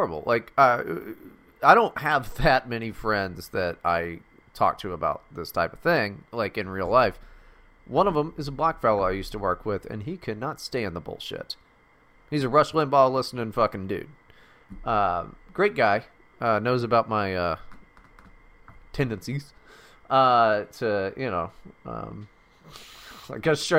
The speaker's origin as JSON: {"language": "English", "region": "West Virginia", "country": "United States", "tie": "born or raised there", "also_born_or_lived": "Mississippi", "moved": "yes", "said": "I was fucking born in Mississippi, raised in West Virginia"}